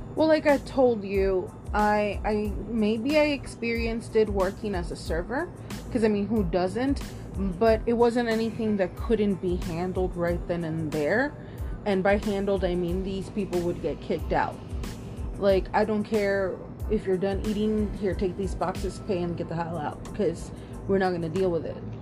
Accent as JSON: {"language": "English", "town": "Austin", "region": "Texas", "country": "United States", "tie": "born or raised there", "also_born_or_lived": "Round Rock, Texas", "moved": "as an adult", "lives_now": "California, United States", "said": "I grew up in Austin, Texas"}